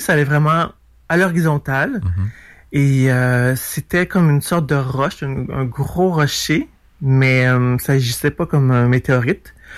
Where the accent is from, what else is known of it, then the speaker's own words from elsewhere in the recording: Montreal, Quebec, Canada; je vais de Montréal